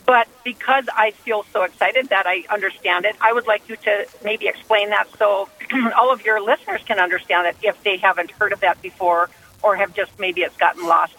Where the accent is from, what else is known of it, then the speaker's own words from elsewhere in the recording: Wimbledon, London, United Kingdom; I am from Wimbledon.